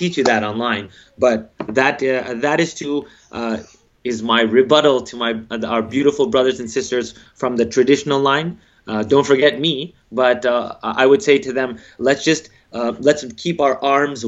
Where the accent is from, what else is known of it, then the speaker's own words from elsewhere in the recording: United States; I'm African American